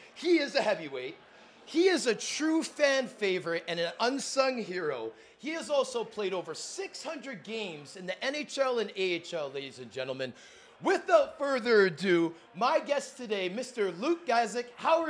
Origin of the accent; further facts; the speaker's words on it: Toronto, Ontario, Canada; we're both Toronto boys, okay?